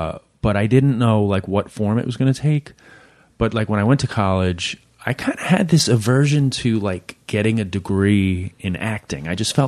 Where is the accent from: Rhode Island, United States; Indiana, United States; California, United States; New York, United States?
New York, United States; Queens; also born or lived in India; I was born in Queens, and a brief stint living in India when I was 4 or 5 years old